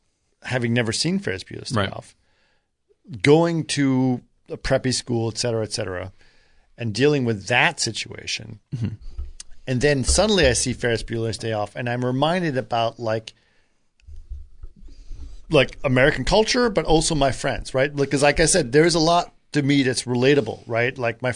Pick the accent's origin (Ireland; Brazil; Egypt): Egypt; born there; I was born in Egypt, but, but I was in Athens at the time.